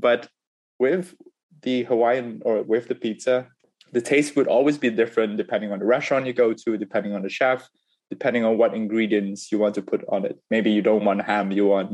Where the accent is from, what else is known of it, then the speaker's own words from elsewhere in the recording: Singapore; moved away; also born or lived in United Kingdom; Growing up in Singapore and afterwards in the UK